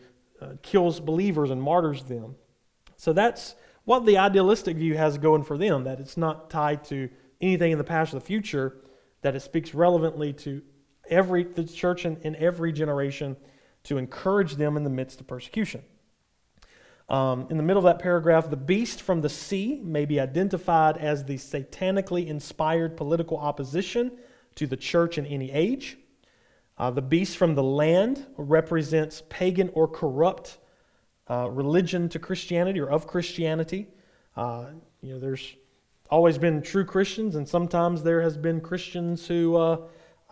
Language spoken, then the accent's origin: English; United States; from us as an American